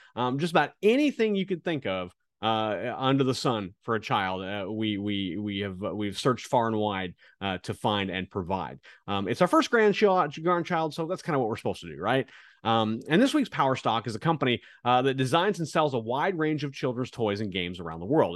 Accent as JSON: {"language": "English", "region": "Kansas", "country": "United States", "tie": "born or raised there", "said": "growing up in Kansas, uh, as a kid, m-, my family didn't have a lot of money."}